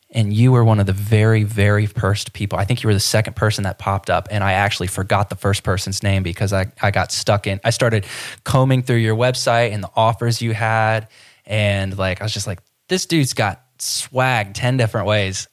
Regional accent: Ohio, United States; now in Florida, United States; I grew up in Ohio

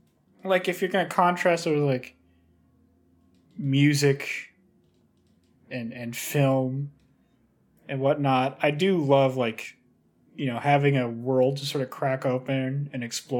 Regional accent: Canada; I'm Canadian, thank you.

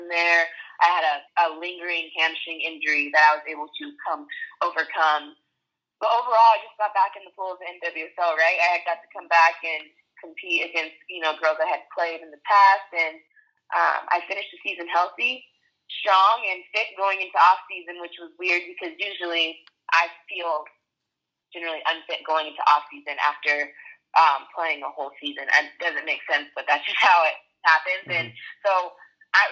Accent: California, United States; moved away as an adult; also born or lived in Florida / Norway; I grew up in California and went to Florida State

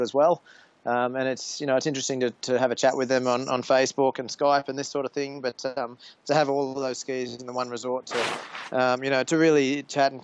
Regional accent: Queensland, Australia; now in Japan; I grew up in Queensland.

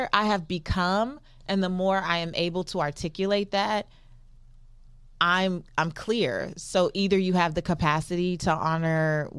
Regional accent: Los Angeles, California, United States; I'm still from South Central Los Angeles.

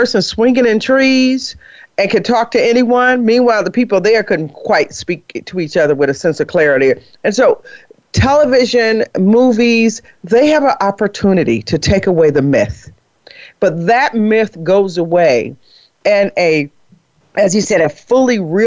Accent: Harvey, Illinois, United States; I'm just from Harvey, Illinois

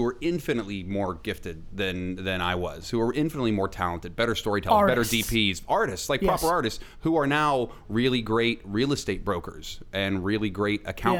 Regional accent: Parkersburg, West Virginia, United States; moved away; When I was a kid growing up in West Virginia

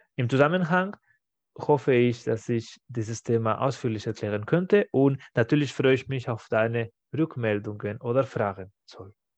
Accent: Barcelona, Catalonia, Spain; German is a second language; moved away; in meiner Heimatstadt in Barcelona

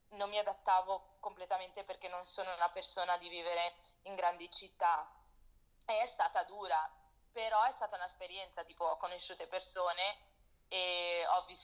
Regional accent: Italy; No, vabbè, non è che sono nata in Italia, non è che... però ho vissuto tanto. Tutte le mie memorie da, da piccola sono in Italia, tutti i programmi televisivi che guardo fino ad oggi sono italiani.

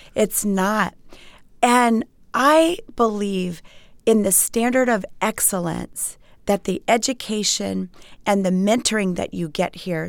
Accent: Montgomery County, Maryland, United States; moved away as an adult; I grew up in Montgomery County, Maryland

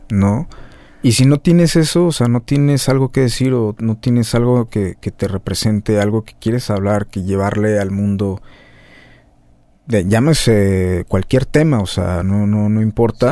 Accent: Guadalajara, Jalisco, Mexico; moved away as an adult; now in Mexico City, Mexico; uno es de aquí

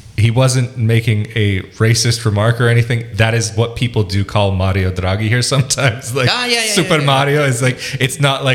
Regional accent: United States; now in Italy; as an American

